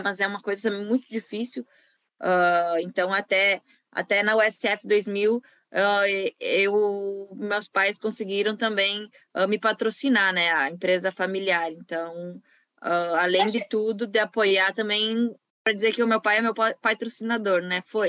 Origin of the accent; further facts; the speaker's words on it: Brazil; also born or lived in western Santa Catarina; eu do, do Brasil